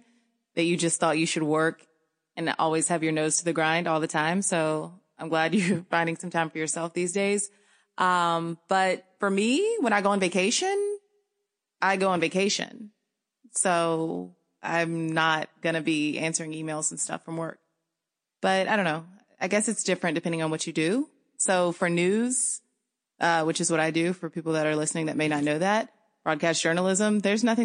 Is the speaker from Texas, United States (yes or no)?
no; Danville, Virginia, United States; moved away as an adult; also born or lived in Los Angeles / Louisiana; now in Boston, United States; I am from Danville, Virginia, which is a really small town in Southern Virginia